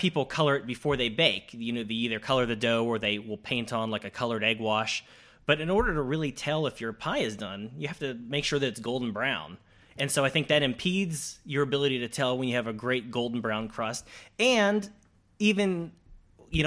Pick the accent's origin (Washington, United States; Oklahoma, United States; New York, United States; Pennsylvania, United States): Pennsylvania, United States; near Pittsburgh; moved away; I grew up near Pittsburgh